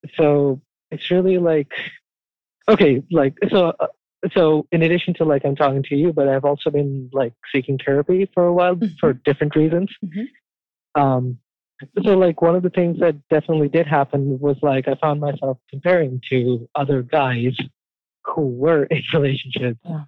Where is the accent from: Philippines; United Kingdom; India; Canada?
India; moved away as an adult; now in United States; I grew up in India and I only moved here like three years ago